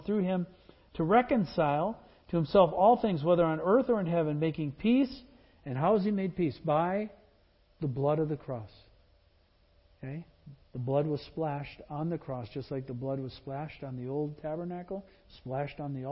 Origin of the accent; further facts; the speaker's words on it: Wisconsin, United States; moved away; my old Wisconsin heart